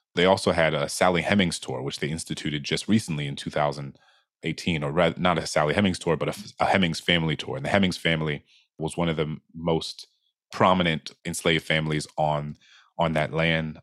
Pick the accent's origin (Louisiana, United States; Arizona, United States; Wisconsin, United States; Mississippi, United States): Louisiana, United States; New Orleans; my hometown, New Orleans